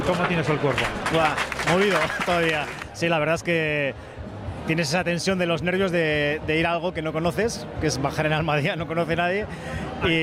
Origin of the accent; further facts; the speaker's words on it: Navarre, Spain; soy muy navarro y muy osasunista